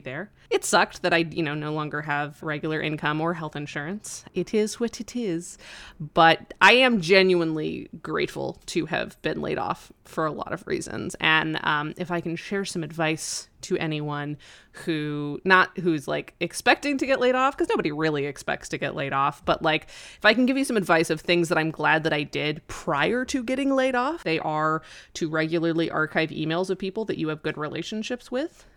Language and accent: English; Colorado, United States; moved away; my hometown of Colorado, and it's a really small town